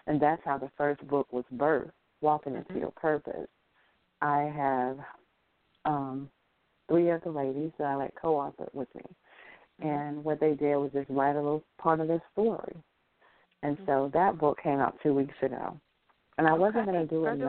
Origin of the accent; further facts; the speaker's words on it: Buena Vista, Georgia, United States; moved away as an adult; now in Atlanta, United States; I am born and raised in Buena Vista, Georgia, one red light town